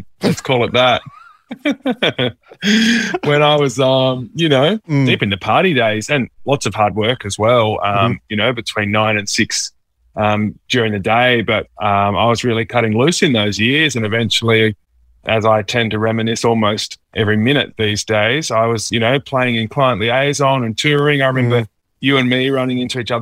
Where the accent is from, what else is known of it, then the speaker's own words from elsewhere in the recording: Mudgee, New South Wales, Australia; also born or lived in Dubbo; lived most of my school years out in Mudgee.